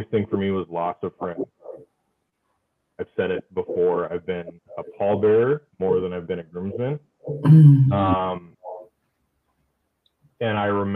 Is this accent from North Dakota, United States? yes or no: yes; Fargo, North Dakota, United States; now I'm a police officer here back home. In the city of Fargo.